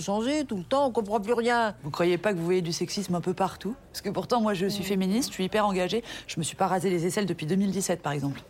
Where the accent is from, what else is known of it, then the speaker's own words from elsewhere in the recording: Réunion; moved away; mon village sur les pentes du volcan